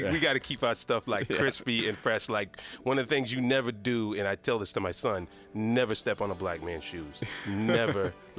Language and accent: English; Decatur, Georgia, United States; Well, I grew up in Decatur, Georgia, which for those who don't know, Decatur is like in Atlanta.